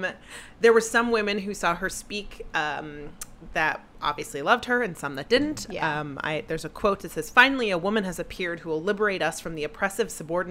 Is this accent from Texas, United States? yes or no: yes; Texas, United States; when I grew up in Texas